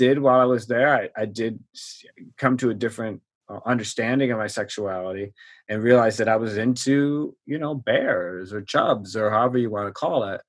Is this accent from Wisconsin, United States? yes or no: yes; Wisconsin, United States; moved away as an adult; also born or lived in Kansas City; now in Washington, D.C., United States; I grew up in Wisconsin, and I went to school near Kansas City.